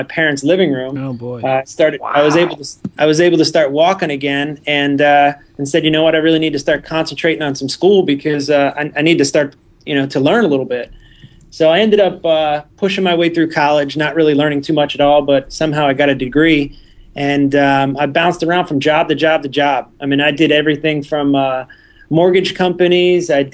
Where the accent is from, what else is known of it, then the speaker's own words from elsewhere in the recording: New Jersey, United States; moved away as an adult; also born or lived in Florida; I was born and raised in New Jersey